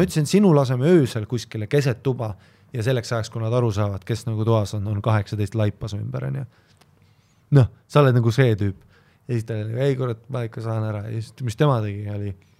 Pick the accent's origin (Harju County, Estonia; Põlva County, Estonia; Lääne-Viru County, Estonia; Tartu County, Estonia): Harju County, Estonia; Viimsi; ma olen nagu Viimsist heast kohast